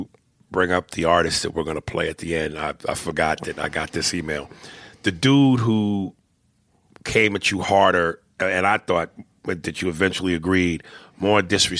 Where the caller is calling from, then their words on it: Philadelphia, Pennsylvania, United States; I'm from Philadelphia.